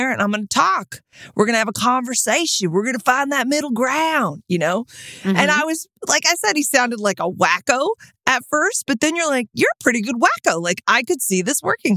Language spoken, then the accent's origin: English; Austin, Texas, United States; We're both from Austin, Texas.